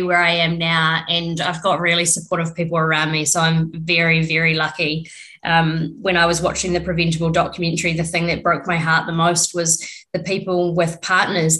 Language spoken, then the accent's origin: English; New Zealand; I'm from New Zealand, lived here my whole life.